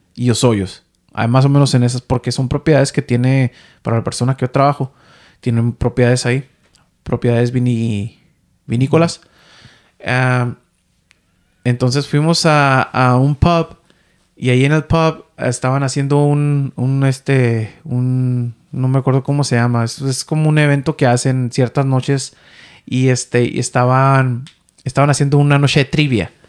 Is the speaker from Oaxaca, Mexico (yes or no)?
no; Ensenada, Baja California, Mexico; moved away as an adult; now in Vancouver, Canada; yo soy de Ensenada, Baja California, ¿no? De allá del norte, norte, oeste de México